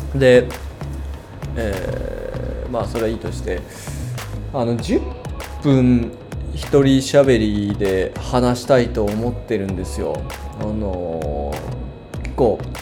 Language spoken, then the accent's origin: Japanese; Kanagawa, Japan; moved away as an adult; also born or lived in Gifu Prefecture / Nagoya; now in Gifu, Japan; 僕もともと神奈川県で育ってるんですけど、えー、今は岐阜県にいる